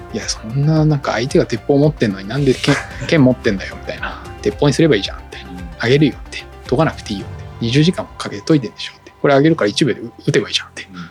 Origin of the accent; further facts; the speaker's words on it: Chiba, Japan; 私も千葉県出身なんですけど千葉出て